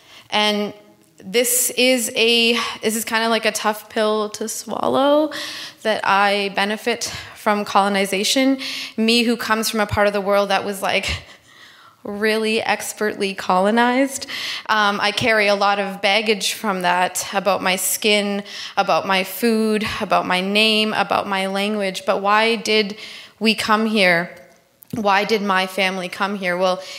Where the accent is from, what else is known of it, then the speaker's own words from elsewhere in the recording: Toronto, Ontario, Canada; moved away as an adult; also born or lived in Bangladesh; now in Iqaluit, Canada; I came to Canada from Bangladesh when I was 2. My brother and I were raised in Toronto by a single mother